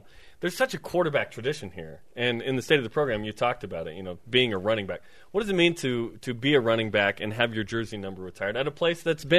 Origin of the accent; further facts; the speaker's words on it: Oregon, United States; having grown up in the 503.